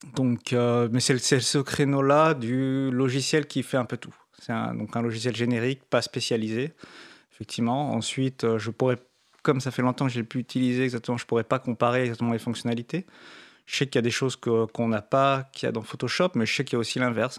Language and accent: French; France; on est français